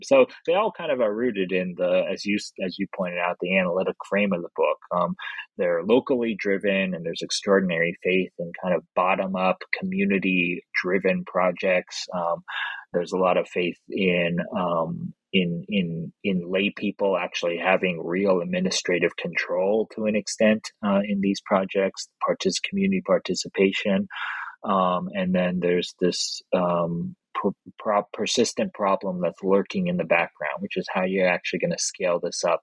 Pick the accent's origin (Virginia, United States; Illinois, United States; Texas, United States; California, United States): California, United States; Los Angeles; my hometown of Los Angeles